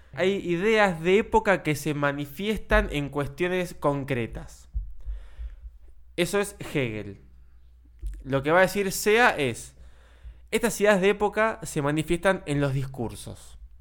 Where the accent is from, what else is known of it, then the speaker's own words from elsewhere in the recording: Argentina; nosotros, como argentinos